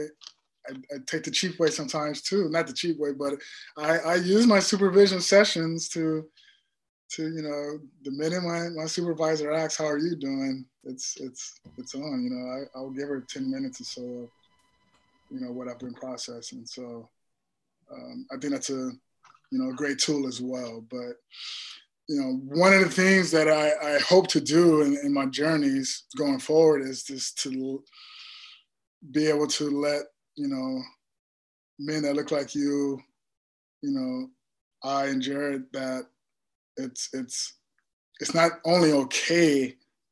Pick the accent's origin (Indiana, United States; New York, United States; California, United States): California, United States; Compton; growing up in Compton